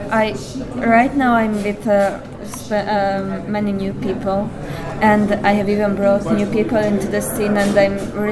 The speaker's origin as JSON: {"language": "English", "country": "Hungary", "said": "Of course, naturally, this is my home country"}